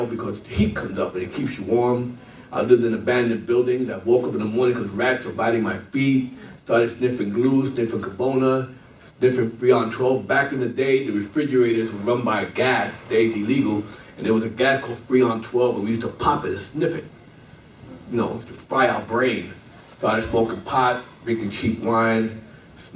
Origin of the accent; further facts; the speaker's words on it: New York City, New York, United States; moved away; I'm a Brooklyn boy. Bedford Stuyvesant